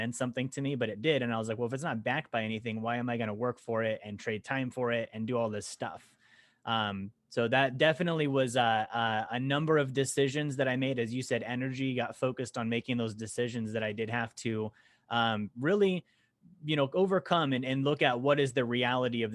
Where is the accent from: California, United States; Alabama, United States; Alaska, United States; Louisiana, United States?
Alaska, United States; also born or lived in Montana; I grew up in Alaska. Actually, I was born in Montana, moved to Alaska when I was a kid